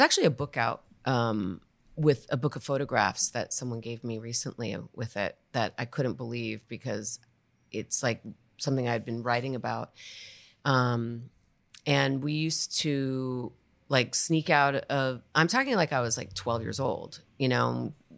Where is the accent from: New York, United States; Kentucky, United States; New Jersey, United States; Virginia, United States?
New York, United States; New York City; also born or lived in Spanish Harlem; where I grew up on the Upper East Side